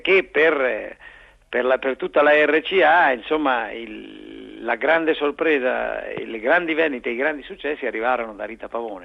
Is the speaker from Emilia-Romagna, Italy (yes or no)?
yes; Bologna, Emilia-Romagna, Italy; io bolognese